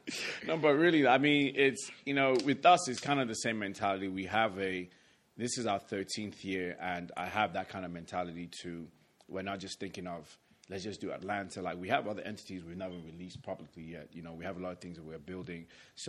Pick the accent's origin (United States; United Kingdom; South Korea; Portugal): United Kingdom; London; born there; So to rewind it back a bit, I was born in London, England. My family is, I'm Nigerian by family, and I'm also American, so I'm a triple citizen